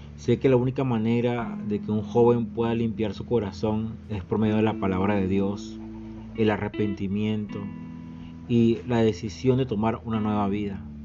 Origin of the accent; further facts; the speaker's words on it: Venezuela; Somos venezolanos, somos latinoamericanos